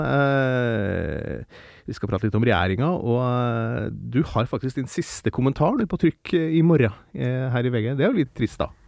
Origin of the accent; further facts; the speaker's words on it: Steinkjer, Trøndelag, Norway; moved away; jeg vokste opp i, eh, i Steinkjer eh, i Nord-Trøndelag, gamle Nord-Trøndelag